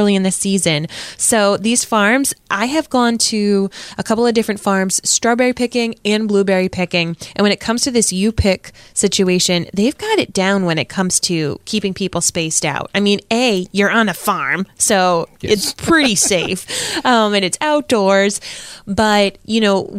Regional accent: Warwick, Rhode Island, United States; also born or lived in Providence, Rhode Island; now in Cranston, United States; I grew up in Warwick. I moved to Cranston. I'm your typical Rhode Islander

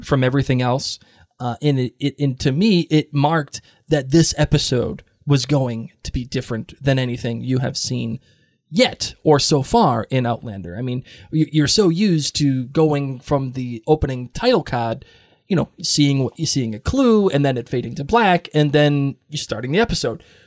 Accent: Boston, Massachusetts, United States; I'm from Boston.

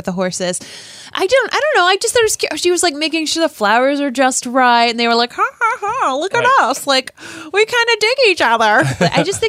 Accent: Rhode Island, United States; as a girl growing up in Rhode Island from the 80s and 90s

